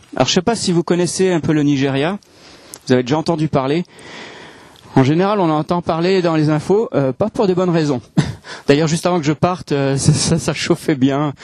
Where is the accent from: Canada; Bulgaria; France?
France; moved away as an adult; also born or lived in Hong Kong; now in Alsace, France; je suis français. Même s'il y a des gens qui ont des doutes, je suis français